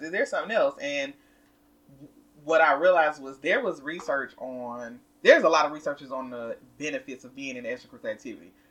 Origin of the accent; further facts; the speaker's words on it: the South, United States; accent: southern; I used to be ashamed of my southern accent, but I am proud